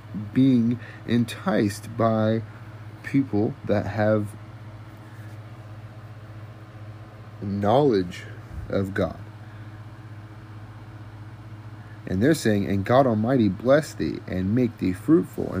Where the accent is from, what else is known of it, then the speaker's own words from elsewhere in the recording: United States; I was born in America. I've been raised here